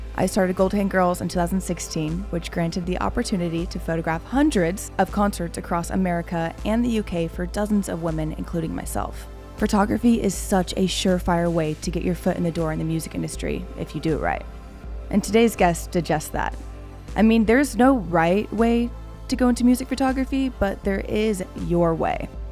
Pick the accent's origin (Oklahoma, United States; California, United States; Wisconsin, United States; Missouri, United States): Oklahoma, United States; Oklahoma City; we're both from Oklahoma City